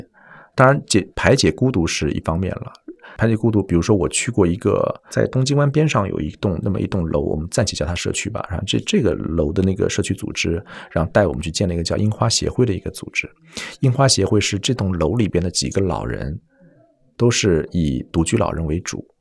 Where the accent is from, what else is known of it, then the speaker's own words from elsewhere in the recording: Zhejiang, China; 就是因为我老家在浙江。自从大学毕业之后，整个的这么几十年，其实就是你跟父母之间，可能也就一年会在逢年过节的时候见一下。